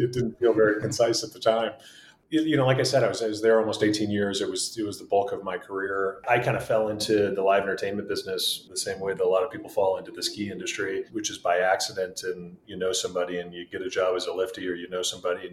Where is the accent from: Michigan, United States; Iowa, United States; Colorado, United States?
Iowa, United States; moved away; Grew up in Iowa, born and raised in a great kind of athletic family